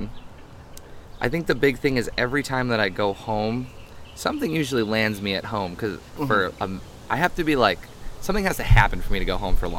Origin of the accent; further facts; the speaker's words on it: Greenfield, Massachusetts, United States; also born or lived in Cleveland, Ohio; I'm from I say I'm from Western Mass. I was born in Cleveland